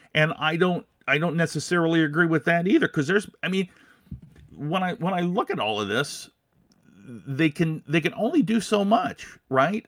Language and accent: English; Des Moines, Iowa, United States; now in Minnesota, United States; I grew up in Des Moines, so, uh, yeah, I mean, it, you're gonna hear, you're gonna hear Des Moines out of me.